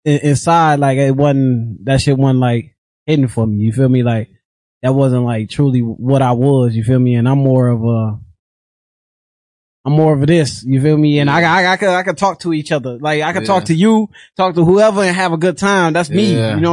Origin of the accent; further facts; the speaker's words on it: Rockford, Illinois, United States; But I'm from Rockford, Illinois. You know what I'm saying? I'm from the West Side. I grew up on the West Side